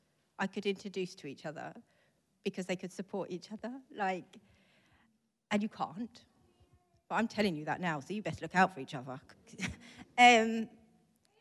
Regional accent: St Albans, East of England, United Kingdom; also born or lived in Israel; I'm from St. Albans

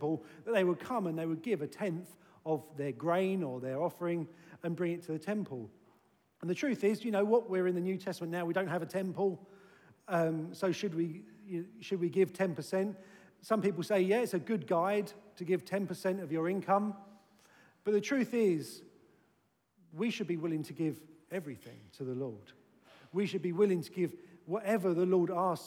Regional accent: United Kingdom; we're British

